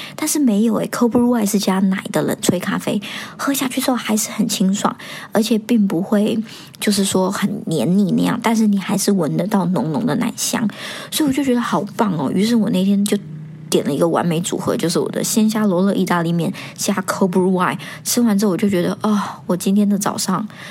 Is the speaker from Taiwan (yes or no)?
yes; Taiwan; also born or lived in Hong Kong; now in Singapore; 像我在台湾长大呢